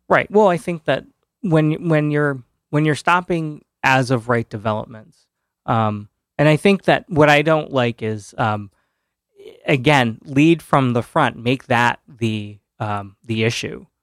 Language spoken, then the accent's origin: English; Orange, Connecticut, United States; moved away as an adult; now in New Haven, United States; I grew up in Orange